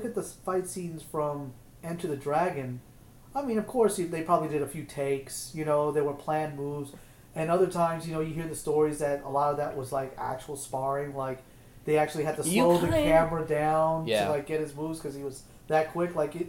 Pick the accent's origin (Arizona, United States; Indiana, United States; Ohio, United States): Arizona, United States; So growing up in Arizona in the late 70s, early 80s, I was on a military base, Luke Air Force Base.